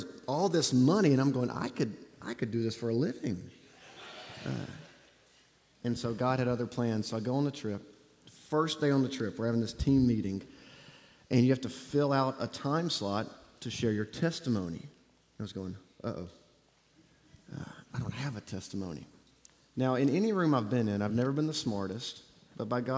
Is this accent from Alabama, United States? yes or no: yes; Auburn, Alabama, United States; moved away; I grew up in Auburn, Alabama, don't hold it against me, and graduated from Auburn University